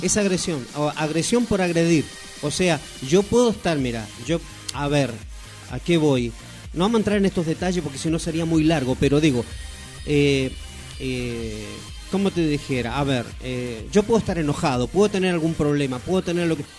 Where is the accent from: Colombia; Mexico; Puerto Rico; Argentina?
Argentina; Neuquén; also born or lived in Chile; yo nací en Chile, pero me vine muy jovencito y mis pagos, mi provincia adoptiva, soy neuquino por adopción